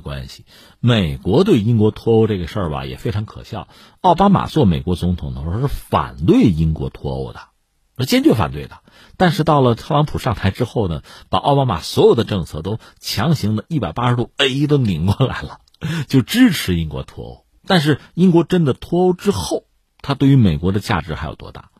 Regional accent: China; 我们中国人

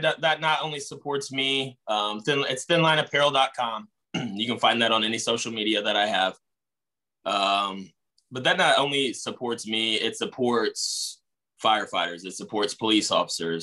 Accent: Indianapolis, Indiana, United States; also born or lived in Hazard, Kentucky; I was born in Hazard, Kentucky, in the country, and raised on the east side of Indianapolis

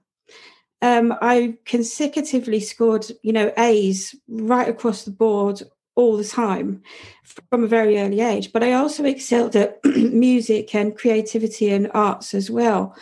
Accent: London, United Kingdom; growing up in Southeast London in the 70s and 80s, it was a hideously rough place

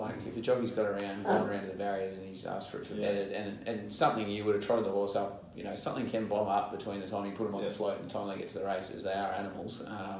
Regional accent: Geelong, Victoria, Australia; Yeah, I grew up in Geelong.

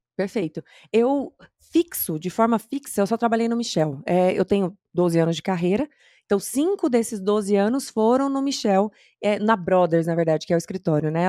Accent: interior of Mato Grosso do Sul, Brazil; moved away; Eu sou do interior do Mato Grosso do Sul

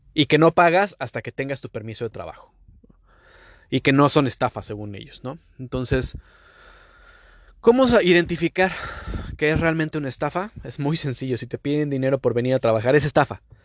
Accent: Mexico; now in Canada; Yo como mexicano

